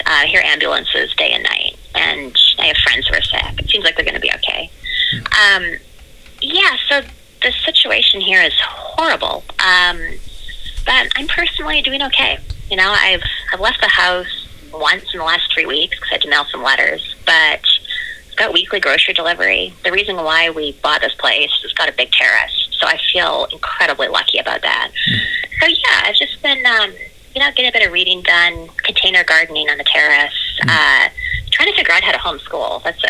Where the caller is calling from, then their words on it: New York City, New York, United States; I'm calling from New York City, so hello from the red zone.